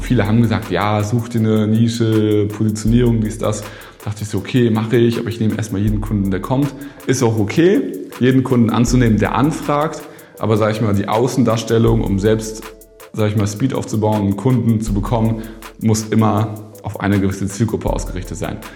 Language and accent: German; a village between Hamburg and Bremen, Lower Saxony, Germany; now in Berlin, Germany; Jetzt bin ich ja in Berlin hier, aber ich komme eigentlich aus dem Dorf zwischen Hamburg und Bremen